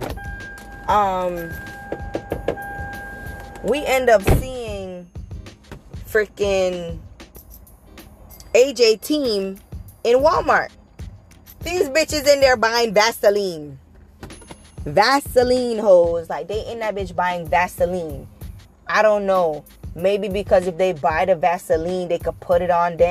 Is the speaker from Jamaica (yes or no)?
yes; Jamaica; moved away; we're all Jamaican